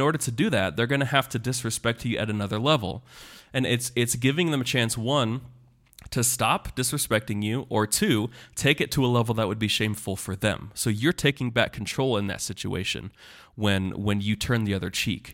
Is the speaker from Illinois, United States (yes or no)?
no; Kansas, United States; moved away; I'm from the Great Plains